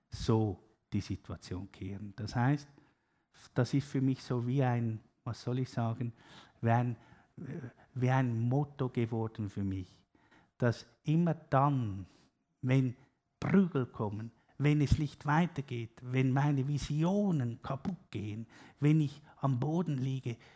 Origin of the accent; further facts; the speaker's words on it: Zurich, Switzerland; Also, auch da beging ich, ich bin halt Zürcher, ich bin immer so schnell